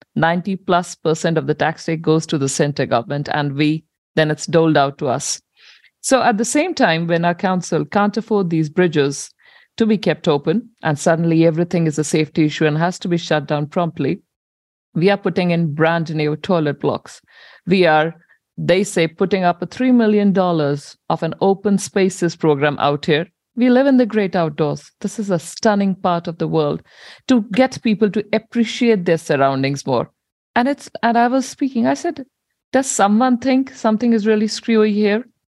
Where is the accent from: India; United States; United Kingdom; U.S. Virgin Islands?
India; moved away as an adult; now in New Zealand